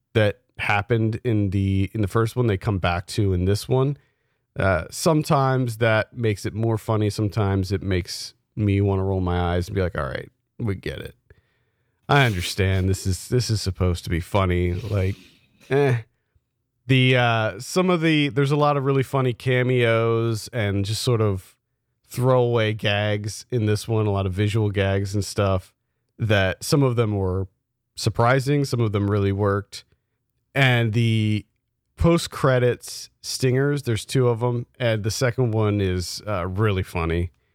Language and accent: English; South Central Pennsylvania, United States; we grew up in South Central Pennsylvania